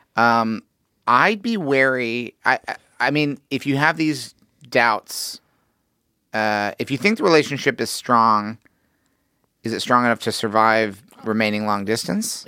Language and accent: English; Missouri, United States; I'm from Missouri